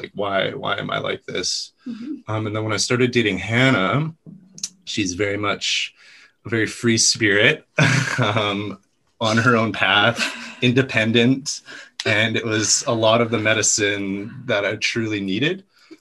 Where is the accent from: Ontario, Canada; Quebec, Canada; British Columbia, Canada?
British Columbia, Canada; Kamloops; I grew up in Kamloops, BC